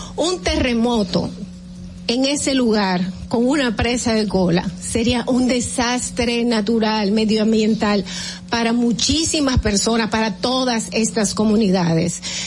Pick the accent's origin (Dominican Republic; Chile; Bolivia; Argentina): Dominican Republic